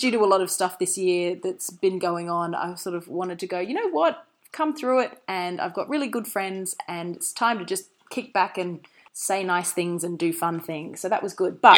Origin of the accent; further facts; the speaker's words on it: Australia; I'm an Australian